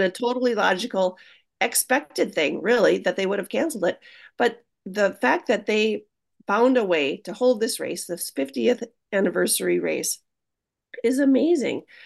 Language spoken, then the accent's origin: English; Hayward, Wisconsin, United States; being from Hayward